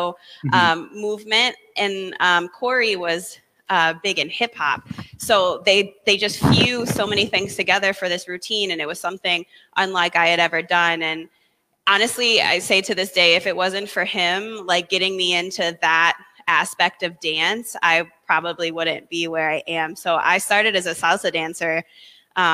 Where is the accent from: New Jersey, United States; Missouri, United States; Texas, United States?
Missouri, United States; St. Louis; moved away as an adult; now in Boston, United States; I'm originally from St. Louis, so I'm not from the Northeast at all